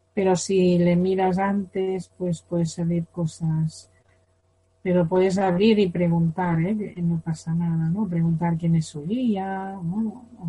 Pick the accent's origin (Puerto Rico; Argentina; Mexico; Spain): Spain; Yo por ser española tengo karma de España